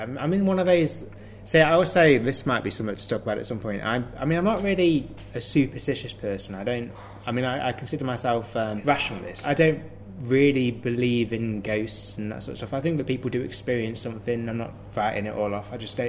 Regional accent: Midlands, United Kingdom; I'm from

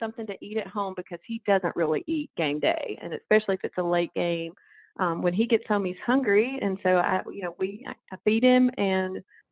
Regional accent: Louisville, Mississippi, United States; I grew up in Louisville, Mississippi, a small town in the middle of the state.

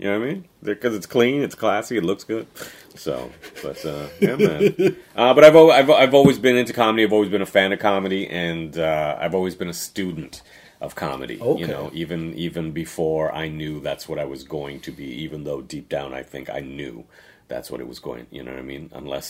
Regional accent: Trinidad & Tobago; I grew up everywhere, bro. I grew up born in Trinidad.

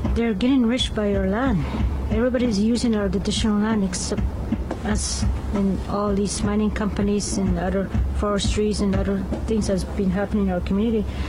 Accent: Canada; I'm from the Treaty 6 territory in what is now known as Canada

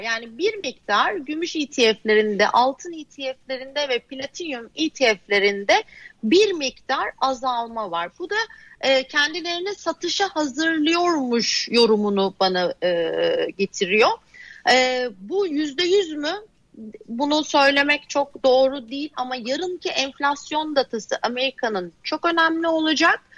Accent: Adana, Turkey; now in Bodrum, Turkey; Adana'da köylüyüm ben biliyorsun yani. Adana'nın yerli köylüsüyüm

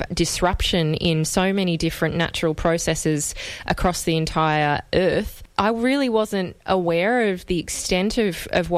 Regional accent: Australia; as an Australian

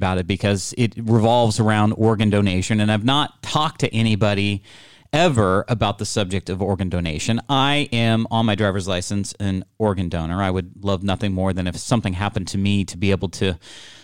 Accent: California, United States; as a Californian for most of my life

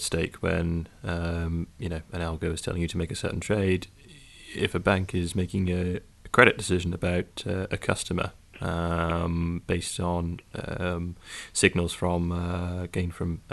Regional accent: United Kingdom; As a Brit

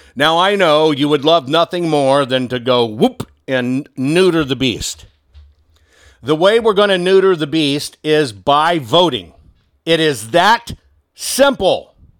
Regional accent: Texas, United States; I call Texas my home state 'cause that's just where I spent most of my life.

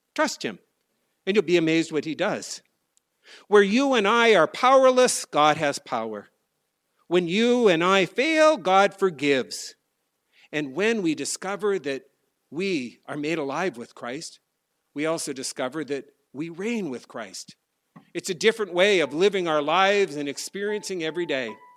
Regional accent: North Dakota, United States; moved away; I was a kid growing up in North Dakota

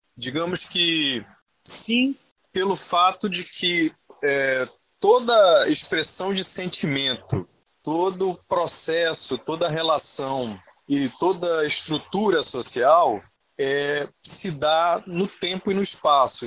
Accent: Manaus, Amazonas, Brazil; eu sou aqui de Manaus mesmo

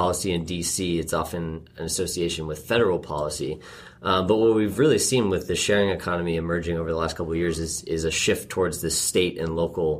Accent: Andover, Massachusetts, United States; Andover, Mass.

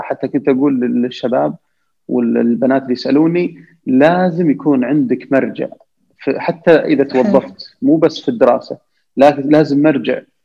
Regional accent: Saudi Arabia; أنا وزملاء لي كسعوديين

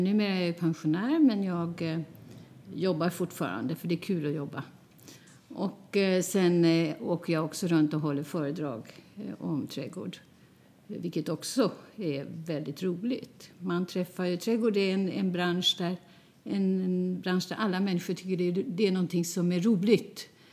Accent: Flen, Södermanland, Sweden; moved away as an adult; now in Stockholm, Sweden; Jag är född och uppvuxen i Flen

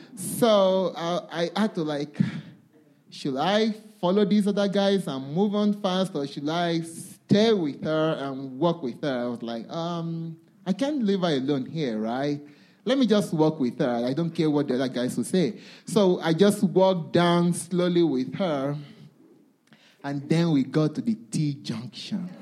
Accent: Nigeria; I come from Nigeria

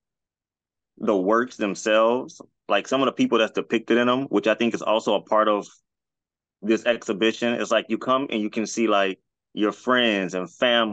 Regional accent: New Orleans, Louisiana, United States; I'm from the West Bank of New Orleans

